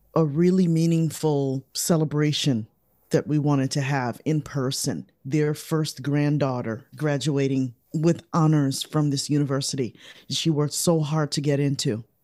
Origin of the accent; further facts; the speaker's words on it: Chicago, Illinois, United States; We grew up in Chicago